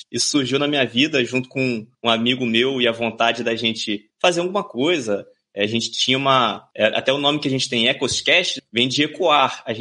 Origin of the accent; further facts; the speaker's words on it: Rio de Janeiro, Brazil; accent: carioca; Fala pessoal, eu sou carioca, né? Então desculpa aí esse monte de X que eu vou falar, mas é sotaque carioca, né?